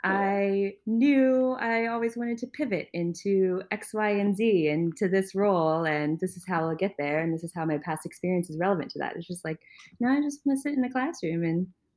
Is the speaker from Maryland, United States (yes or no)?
yes; Maryland, United States; I grew up in Maryland primarily. I say this because I was an Army brat, so we moved around beforehand, but I spent the most time in Maryland.